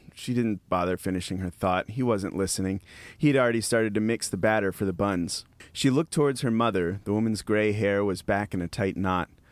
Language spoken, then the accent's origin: English; Appalachian Mountains, United States; now in Texas, United States; I'm from the Appalachian Mountains, living in Texas